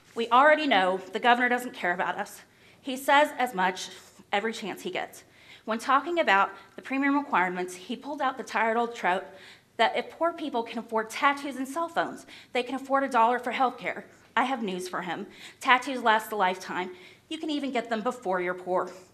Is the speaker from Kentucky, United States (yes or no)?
yes; Clay County, Kentucky, United States; I'm from Clay County, Kentucky.